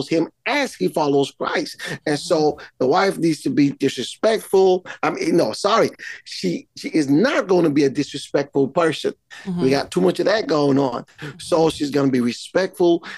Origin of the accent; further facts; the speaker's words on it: Montserrat; I am from Caribbean island of Montserrat